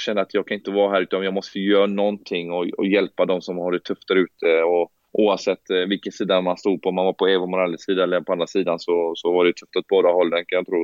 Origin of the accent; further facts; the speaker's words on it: Gothenburg, Västra Götaland, Sweden; moved away as an adult; jag är från Hammarkullen och jag har sett en del saker i mina tider och jag har varit upp, typ uppväxt